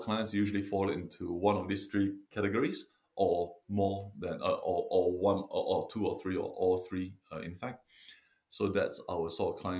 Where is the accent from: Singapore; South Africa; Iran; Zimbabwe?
Singapore; moved away as an adult; also born or lived in London, United Kingdom; now in Devon, United Kingdom; I'm originally from Singapore, and I came over to UK in 99 to study veterinary medicine in London at the RVC